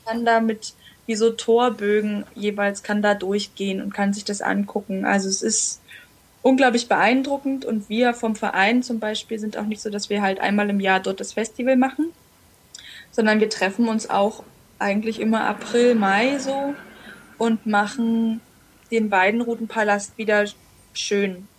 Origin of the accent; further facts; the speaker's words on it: Jena, Thuringia, Germany; also born or lived in Brandenburg / Chile; mit dem Mauerfall sind wir zurückgegangen nach Jena und da habe ich eigentlich dann so, ich war vier Jahre alt, die ganze Zeit meines Lebens verbracht, bewusst. Und habe die Schule dort abgeschlossen